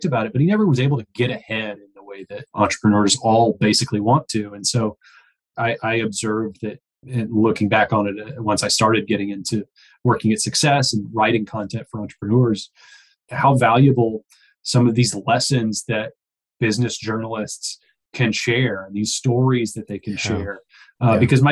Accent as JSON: {"language": "English", "region": "Texas", "country": "United States", "tie": "born or raised there", "said": "I grew up in Texas"}